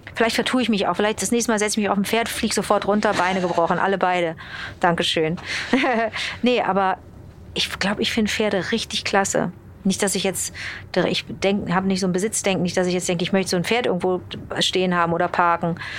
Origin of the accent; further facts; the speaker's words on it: Rhineland, Germany; also born or lived in Montreal, Canada; Meine Heimat ist das lustige Rheinland.